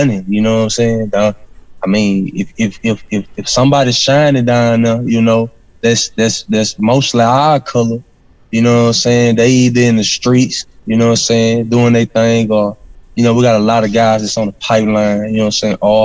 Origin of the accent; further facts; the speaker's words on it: Arcadia, Louisiana, United States; I'm from Arcadia, Louisiana, but it's all in the same parish